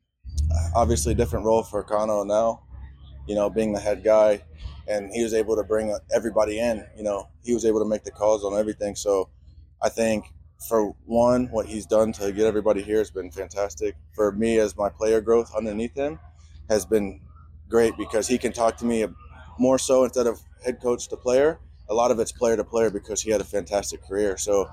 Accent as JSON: {"language": "English", "region": "the South", "country": "United States", "said": "Y'all know I'm from the South, Southern hospitality, military family."}